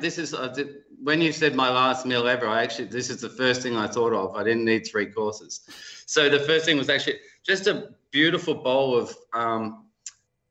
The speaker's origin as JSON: {"language": "English", "town": "Melbourne", "region": "Victoria", "country": "Australia", "said": "I'm from Melbourne, but I have a Swiss background, a Yugoslav background"}